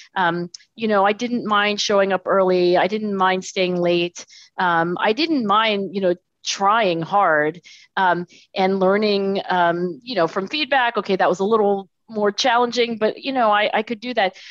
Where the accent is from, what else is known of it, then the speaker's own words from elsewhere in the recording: Philadelphia, Pennsylvania, United States; I was born in Philadelphia, actually down the street. So, I'm in Philadelphia today, and I was born in Philadelphia.